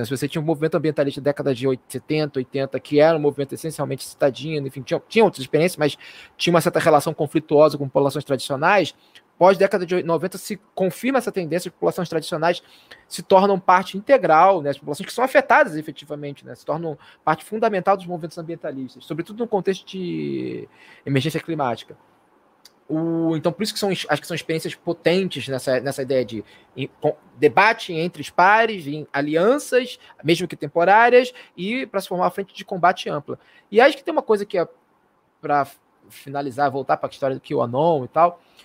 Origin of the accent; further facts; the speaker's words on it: Marabá, Pará, Brazil; minha terrinha querida Marabala